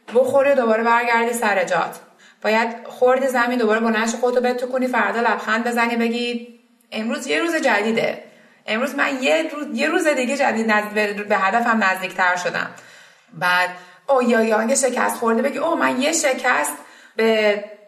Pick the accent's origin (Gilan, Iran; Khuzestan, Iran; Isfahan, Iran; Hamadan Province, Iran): Isfahan, Iran; moved away as an adult; also born or lived in Mazandaran / United States / Vancouver, Canada; now in Canada; من متولد اسفند 61 م شهر اسفهان به دنیا